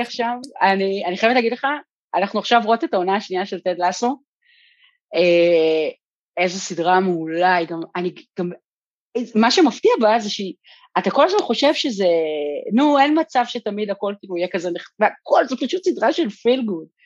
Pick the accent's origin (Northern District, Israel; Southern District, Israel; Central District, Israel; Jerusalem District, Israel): Southern District, Israel; Kiryat Gat; שגדלתי בקריית גד